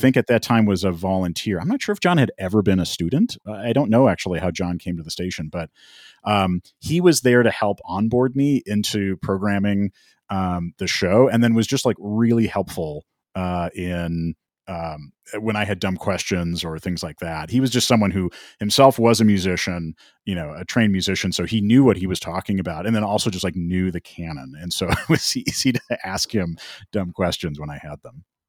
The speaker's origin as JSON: {"language": "English", "town": "Minneapolis", "region": "Minnesota", "country": "United States", "tie": "born or raised there", "also_born_or_lived": "Long Island", "moved": "as an adult", "said": "I was born and raised in the Twin Cities."}